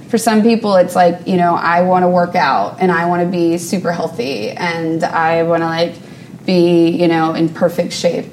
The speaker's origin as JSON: {"language": "English", "town": "New Orleans", "region": "Louisiana", "country": "United States", "tie": "born or raised there", "moved": "as an adult", "lives_now": "New York, United States", "said": "I grew up in New Orleans and uh, we've been in New York for about nine years"}